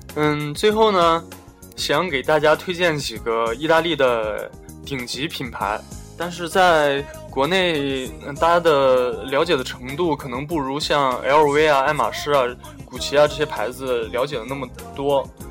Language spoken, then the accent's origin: Chinese; China; moved away; 我们中国人